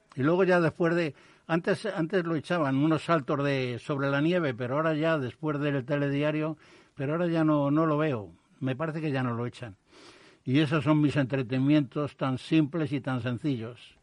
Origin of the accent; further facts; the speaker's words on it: Madrid, Community of Madrid, Spain; yo nací en Carabanchel